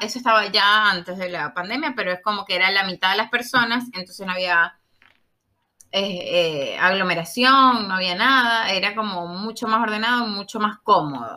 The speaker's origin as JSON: {"language": "Spanish", "town": "Maracaibo", "region": "Zulia", "country": "Venezuela", "said": "yo soy de Maracaibo"}